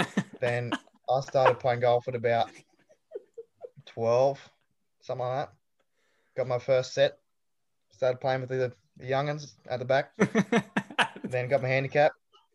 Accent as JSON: {"language": "English", "town": "Belmont", "region": "New South Wales", "country": "Australia", "tie": "born or raised there", "moved": "as an adult", "said": "Well, I'm born and bred from Tookley in the small town of New South Wales, Australia. Born in a small town called Belmont, actually."}